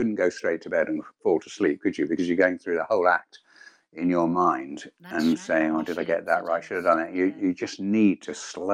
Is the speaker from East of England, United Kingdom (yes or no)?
yes; Hertfordshire, East of England, United Kingdom; moved away as an adult; also born or lived in Birmingham; I'm a southerner. I don't know whether you know that I come from Hertfordshire. Yeah, that's right. That's where I come from, that neck of the woods between Luton and Watford.